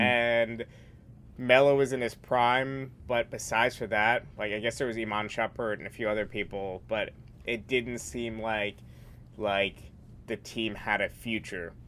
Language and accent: English; New York, United States; I'm from New York.